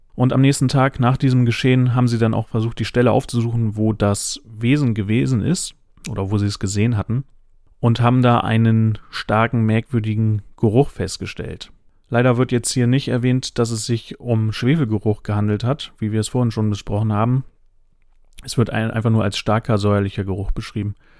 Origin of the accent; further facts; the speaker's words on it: Northern Germany, Germany; ich bin äh, Flachländer, ich komme aus dem Norden